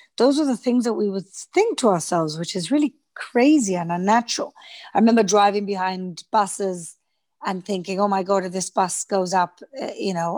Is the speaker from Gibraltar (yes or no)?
yes; Gibraltar; moved away as an adult; also born or lived in London, United Kingdom; now in Israel; I'm a Gibraltarian. So I'm British. And I grew up in Gibraltar.